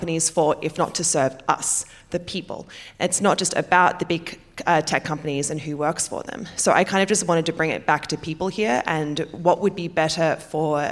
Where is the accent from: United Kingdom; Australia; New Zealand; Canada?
Australia; I'm from Australia